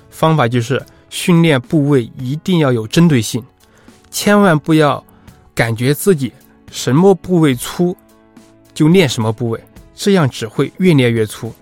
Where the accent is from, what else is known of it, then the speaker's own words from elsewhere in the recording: Sichuan, China; 我是四川人